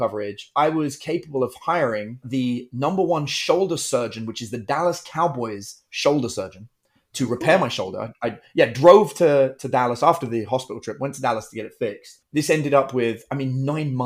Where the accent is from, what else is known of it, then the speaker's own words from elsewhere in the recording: United Kingdom; I'm British, in case you can't tell by my Texan accent.